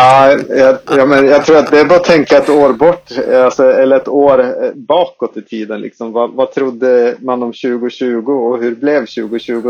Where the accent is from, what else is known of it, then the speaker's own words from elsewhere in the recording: Skellefteå, Västerbotten County, Sweden; accent: Skellefteå dialect; vi, vi grundades i, uppe i Skellefteå, som man kan höra om min dialekt